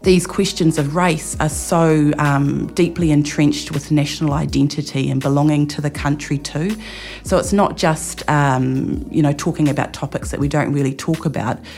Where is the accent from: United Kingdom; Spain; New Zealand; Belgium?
New Zealand; Marlborough; being a student in a school in Marlborough